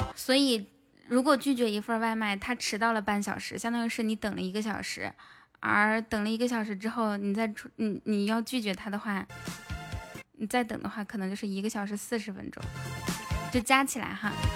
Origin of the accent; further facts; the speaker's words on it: northern China, China; moved away as an adult; now in Hangzhou, China; 我们老家那块儿